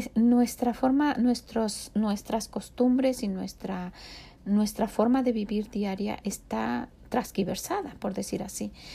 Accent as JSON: {"language": "Spanish", "country": "Mexico", "moved": "yes", "lives_now": "United States", "said": "no dejamos de tener el patrón de vida orgullosamente de México. Nosotros cocinamos como mexicanos"}